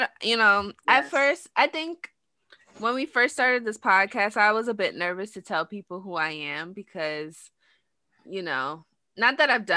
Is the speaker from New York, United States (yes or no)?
yes; New York City, New York, United States; I'm from New York. I'm from the Bronx.